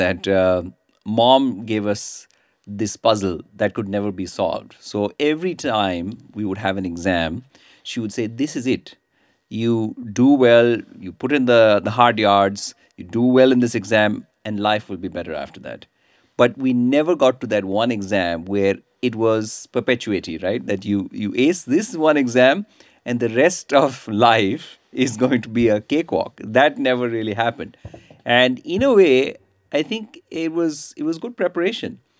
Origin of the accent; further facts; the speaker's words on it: India; moved away as an adult; also born or lived in United States / Texas; now in Australia; I grew up in India, spent about 20 years in the United States, and now I'm a resident of Australia